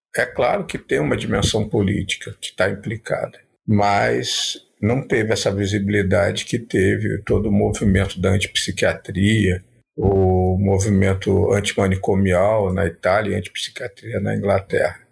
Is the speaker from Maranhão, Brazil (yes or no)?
no; Rio de Janeiro, Brazil; also born or lived in Paraíba; Apesar de ter parte da minha infância vivido na Paraíba, ter raízes em Minas Gerais, mas eu sou nascido no Rio de Janeiro